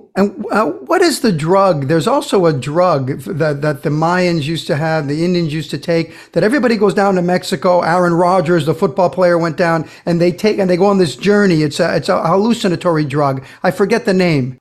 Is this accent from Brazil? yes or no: yes; Brazil; moved away; I grew up in Brazil